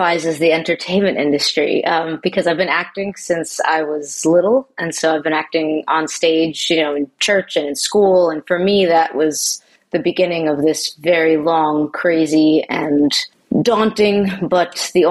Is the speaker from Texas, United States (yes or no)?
no; Long Island, New York, United States; I'm from New York. I'm from Long Island originally.